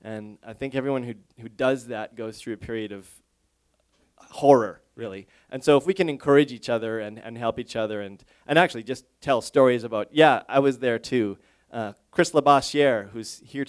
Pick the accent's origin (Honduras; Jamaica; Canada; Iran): Canada; also born or lived in Montreal, Canada; my first week there, I felt shame, absolute just shame as a Canadian that I had really no familiarization with this